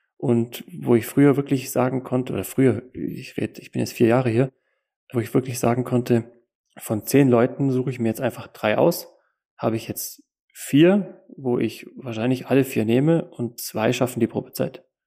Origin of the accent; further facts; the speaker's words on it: Allgäu, Kempten, Bavaria, Germany; komme aus dem Allgäu in Kempten